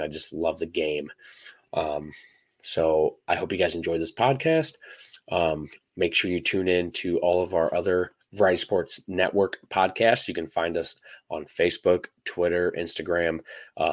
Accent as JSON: {"language": "English", "town": "St. Louis", "region": "Missouri", "country": "United States", "said": "I am from St. Louis"}